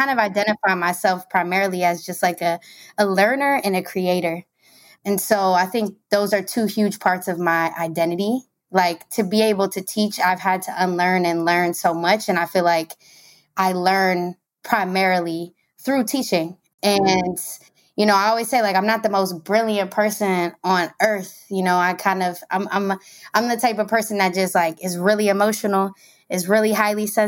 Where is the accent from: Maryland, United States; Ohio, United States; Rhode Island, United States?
Maryland, United States; moved away as an adult; now in Brooklyn, United States; I'm originally from Maryland, DMV stand up all day